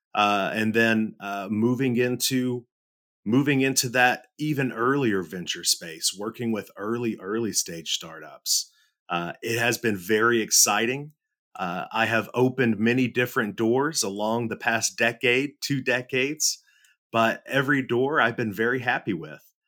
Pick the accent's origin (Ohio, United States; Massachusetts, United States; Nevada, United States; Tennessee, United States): Tennessee, United States; Middle; I grew up, I grew up in Middle Tennessee, uh, born and raised here